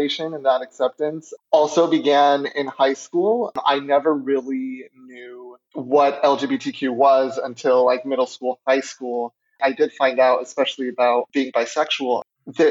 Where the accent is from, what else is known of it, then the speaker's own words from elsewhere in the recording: Colorado, United States; moved away as an adult; I currently am an out-of-state student since I'm originally from Colorado